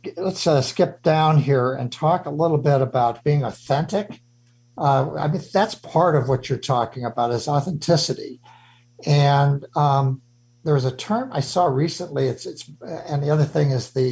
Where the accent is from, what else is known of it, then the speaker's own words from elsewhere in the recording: Chicago, Illinois, United States; moved away; I'm this Irish Catholic kid out of Chicago